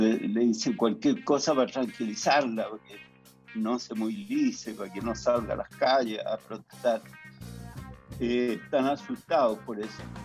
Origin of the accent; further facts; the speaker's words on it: Chile; moved away as an adult; also born or lived in France; tengo mis raíces acá, soy chileno